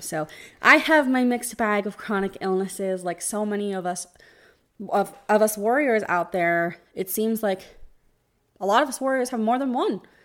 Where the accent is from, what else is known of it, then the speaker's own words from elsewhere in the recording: New Jersey, United States; moved away as an adult; now in Tampa, United States; I live in Tampa. We, we live in the Tampa, Florida area, but I'm originally from New Jersey